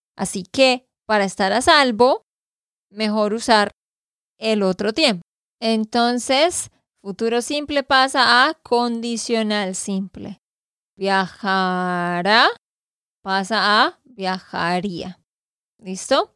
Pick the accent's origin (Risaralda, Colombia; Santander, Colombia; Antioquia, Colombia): Santander, Colombia; de Santander, Colombia